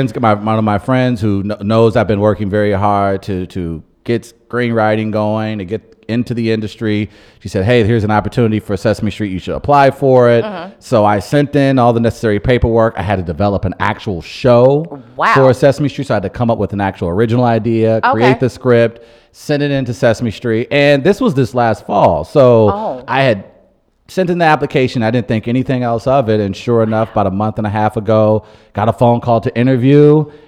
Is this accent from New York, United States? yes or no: no; St. Louis, Missouri, United States; also born or lived in North County; I am very much from the North Side. Mm-hmm. I my freshman year, I did the DSEG program, so I went out to Parkway Central.